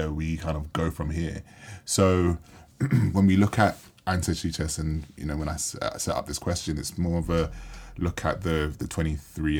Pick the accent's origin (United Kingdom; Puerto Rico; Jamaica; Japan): Jamaica; being from Jamaica